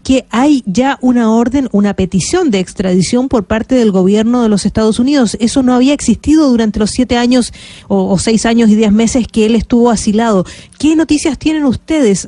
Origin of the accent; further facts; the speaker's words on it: Ecuador; le digo como ecuatoriano, en mi territorio ecuatoriano